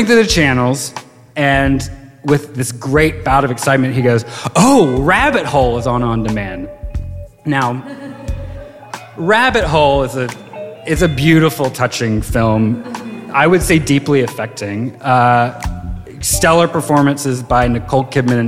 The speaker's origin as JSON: {"language": "English", "region": "Virginia", "country": "United States", "tie": "born or raised there", "also_born_or_lived": "Chicago", "moved": "as an adult", "lives_now": "New York, United States", "said": "I grew up in Virginia and lived in Chicago after I graduated from college and had just moved to New York"}